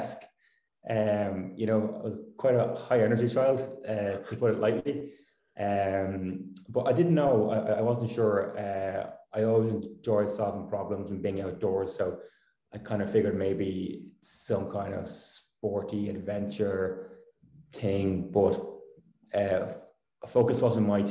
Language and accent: English; Dublin, Leinster, Ireland; I grew up in Dublin in Permastown